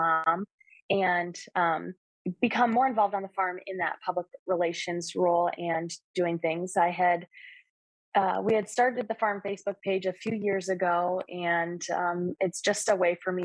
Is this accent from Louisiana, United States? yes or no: no; Wisconsin, United States; moved away as an adult; also born or lived in Western New York; now in New York, United States; I grew up in Wisconsin